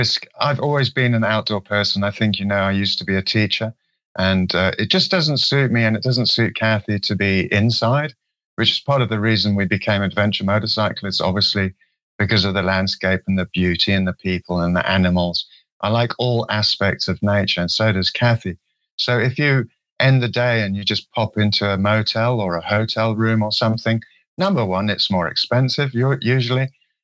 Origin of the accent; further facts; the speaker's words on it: Kenya; also born or lived in Swaziland; I was brought up in Kenya and Swaziland.